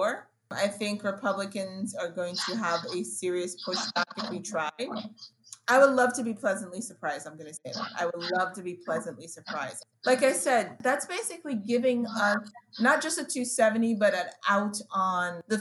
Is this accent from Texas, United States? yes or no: no; New York, United States; now in Washington, D.C., United States; me growing up in New York